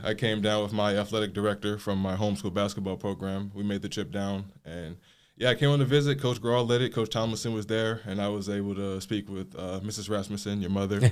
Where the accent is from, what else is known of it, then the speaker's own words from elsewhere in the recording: South Suburbs of Chicago, Illinois, United States; moved away as an adult; I grew up in the South Suburbs of Chicago, Illinois.